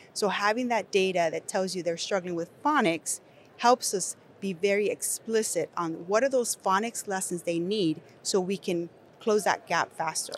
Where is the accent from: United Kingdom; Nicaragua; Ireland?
Nicaragua; English is a second language; moved away; I'm an English learner, if you cannot tell from my accent, I was born in Nicaragua